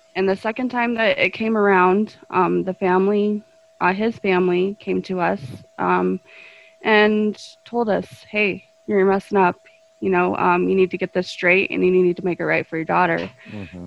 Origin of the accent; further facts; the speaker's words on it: Golden, Colorado, United States; I was uh, born and raised in the metro area. Um, I was in Golden for the first part of my life